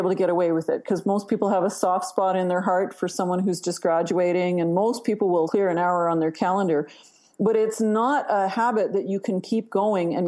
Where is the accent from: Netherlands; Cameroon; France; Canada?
Canada; You can tell I'm Canadian